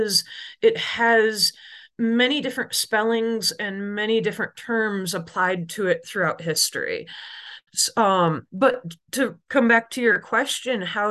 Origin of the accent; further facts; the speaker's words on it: Oil City, Michigan, United States; I grew up in Oil City, Michigan, which is in the middle of the Lower Peninsula